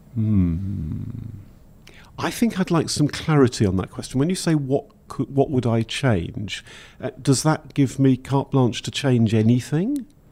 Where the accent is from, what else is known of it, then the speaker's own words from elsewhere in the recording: Welsh, Wales, United Kingdom; being Welsh